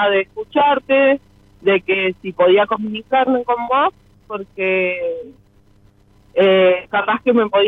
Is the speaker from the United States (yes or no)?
no; General Roca, Río Negro, Argentina; De General Roca, provincia de Río Negro.